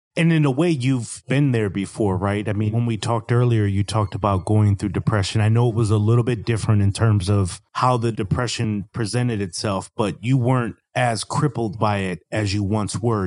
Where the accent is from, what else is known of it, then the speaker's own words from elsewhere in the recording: Milwaukee, Wisconsin, United States; now in Raleigh, United States; I'm originally from Milwaukee, Wisconsin. I live in Raleigh, North Carolina